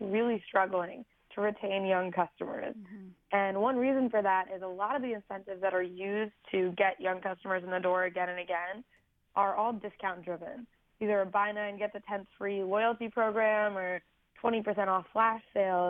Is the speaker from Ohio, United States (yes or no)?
yes; Cleveland, Ohio, United States; I'm from Cleveland, and I'd started an environmental nonprofit